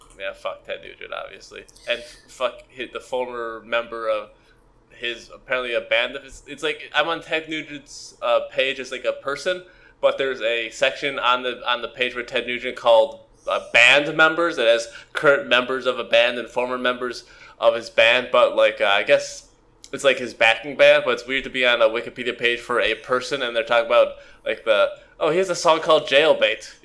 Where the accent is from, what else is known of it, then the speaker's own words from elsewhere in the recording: Detroit, Michigan, United States; my home town